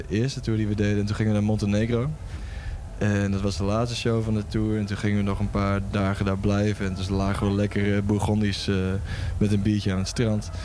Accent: Lemelerveld, Overijssel, Netherlands; now in Vilsteren, Netherlands; Ik kom oorspronkelijk uit Lemelen, dat is zeg maar 10 eh, minuten die kant op.

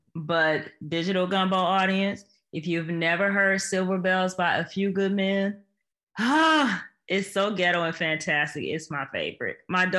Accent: Michigan, United States; Born and raised in Michigan

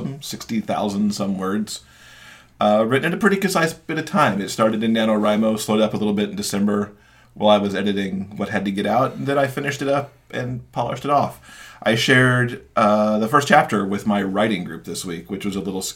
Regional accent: Michigan, United States; moved away; my home state of Michigan

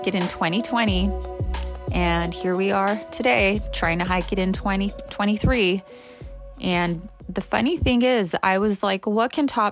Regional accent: Los Angeles, California, United States; I grew up in East LA.

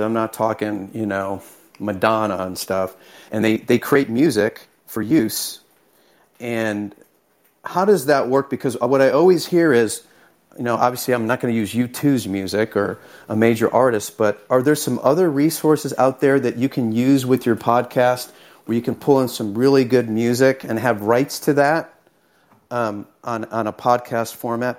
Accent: Houston, Texas, United States; I'm from Houston, Texas

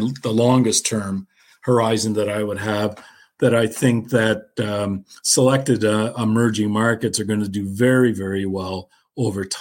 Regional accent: Canada; I'm Canadian

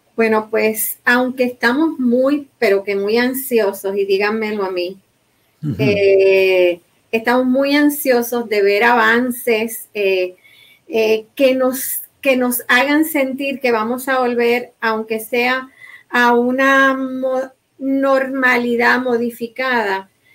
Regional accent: Puerto Rico

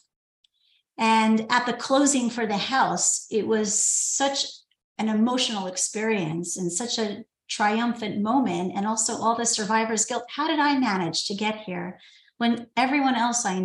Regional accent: New York City, New York, United States; I grew up in New York City, in Brooklyn

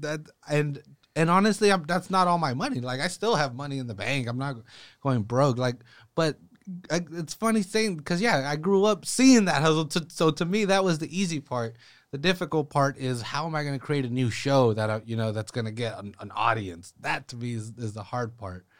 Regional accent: Salinas, California, United States; I'm from Salinas, born and raised here.

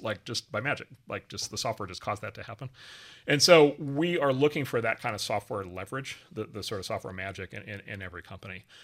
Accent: Wisconsin, United States; moved away; a farm not far from where I grew up in Wisconsin

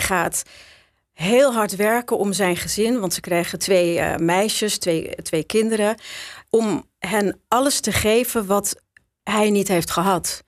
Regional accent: Schagen, North Holland, Netherlands; moved away; also born or lived in Amsterdam; Ik ben geboren in Schagen.

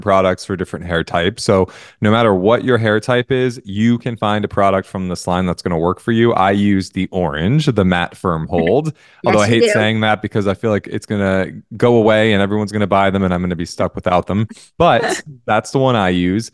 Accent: New Jersey, United States; I'm from Jersey. I'm Italian

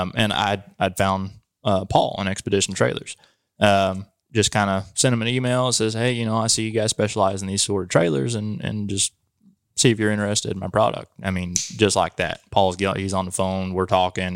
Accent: Chillicothe?, Missouri, United States; moved away as an adult; also born or lived in Phoenix, Arizona; I was born and raised in Stillville, lived there almost my whole life

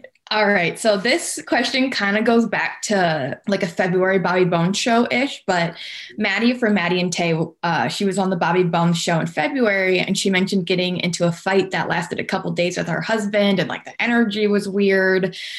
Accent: South Dakota, United States; moved away as an adult; also born or lived in Sioux Falls, South Dakota; now in Minneapolis, United States; I'm originally from South Dakota.

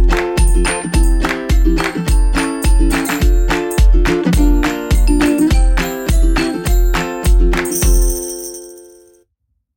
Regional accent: Canada; also born or lived in New York; I used to live in New York and I'm from Canada.

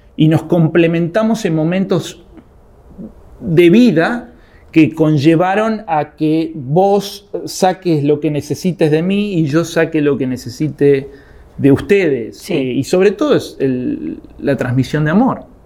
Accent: Argentina; soy argentino

